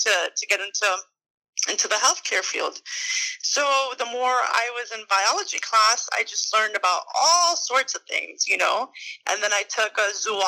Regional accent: Miami, Florida, United States; I'm from Miami, Florida. I was born and raised here

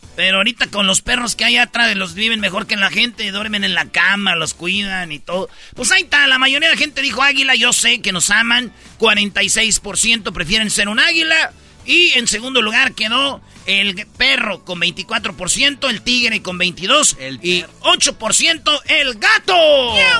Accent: Jiquilpan, Michoacán, Mexico; los de mi pueblo, Jiquilpa

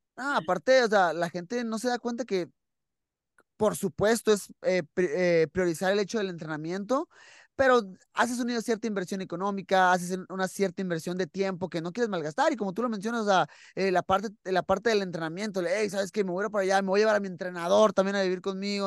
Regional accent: Mexico; para nosotros como mexicanos

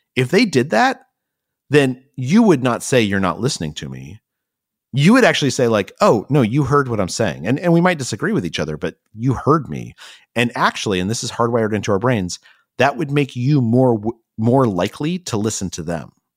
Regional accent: Albuquerque, New Mexico, United States; moved away; I actually grew up in Albuquerque, New Mexico

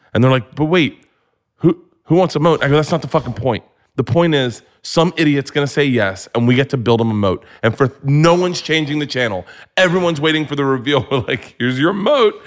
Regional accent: Florida, United States; I grew up in Florida

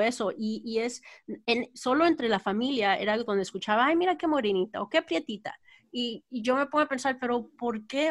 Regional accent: Texas, United States; moved away; de padres guanajuatenses, pero crecí en, nací y crecí en Texas

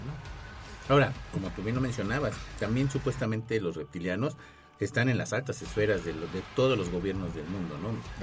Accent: Mexico; nosotros como mexicanos

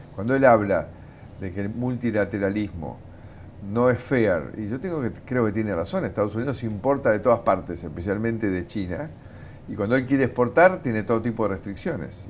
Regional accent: Argentina; also born or lived in United States; yo soy un, argentino eh, que sigue amando su país

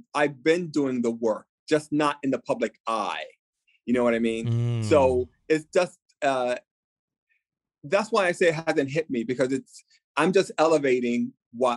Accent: New York, United States; being Latino, being a New Yorker

